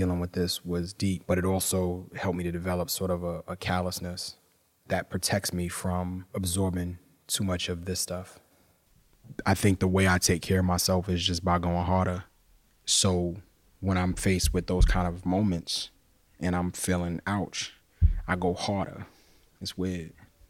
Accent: New York, United States; The truth is that I grew up in New York in the 80s and the 90s, and my lens around racism and racial trauma was framed from those experiences.

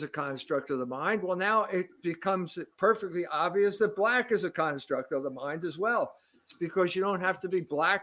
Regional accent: United States; as an American

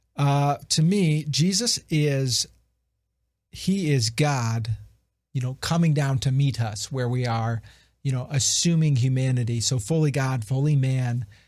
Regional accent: Ohio, United States; I'm from Ohio, not, uh, from the West Coast.

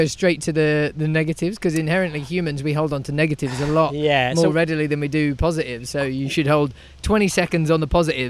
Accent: United Kingdom; being a Brit

